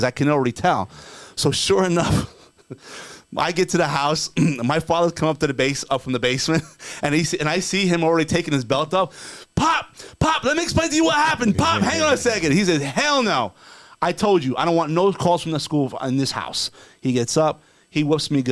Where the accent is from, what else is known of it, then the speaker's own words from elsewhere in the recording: New Jersey, United States; I was raised in New Jersey